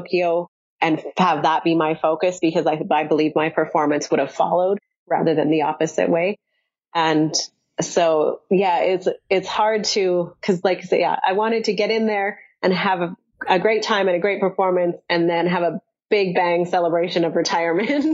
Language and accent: English; Canada; as Canadian athletes